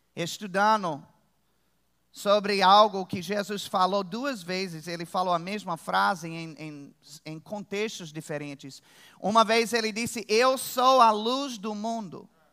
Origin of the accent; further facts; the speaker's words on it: Virginia, United States; moved away; eu sou de Virgínia, nos Estados Unidos. Lá tem urso.